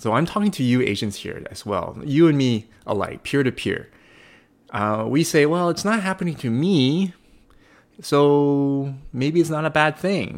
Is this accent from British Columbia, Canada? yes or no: yes; Coquitlam, British Columbia, Canada; born and raised in, uh, in this province, uh, born and raised in Kukulam